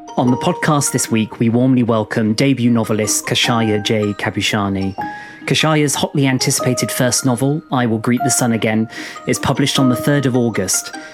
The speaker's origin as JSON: {"language": "English", "country": "United Kingdom", "said": "I'm probably being a bit of a stereotype by being British"}